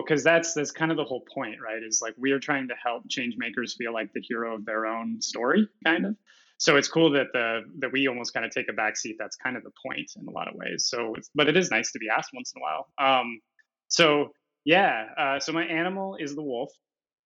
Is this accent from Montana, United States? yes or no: yes; Montana, United States; I'm from Montana